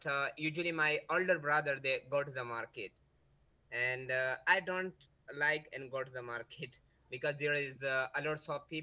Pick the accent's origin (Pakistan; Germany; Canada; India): Pakistan; KPK, Khyber Pakhtunkhwa; English is a second language; now in Karachi, Pakistan